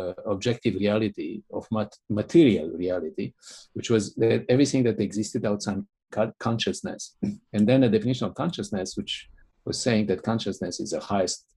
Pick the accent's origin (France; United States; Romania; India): Romania; my growing up in Romania